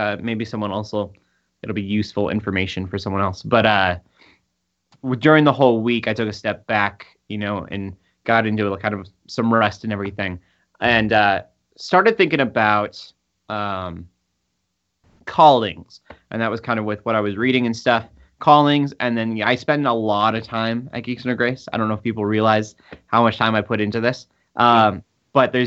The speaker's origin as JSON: {"language": "English", "country": "United States", "said": "I'm American"}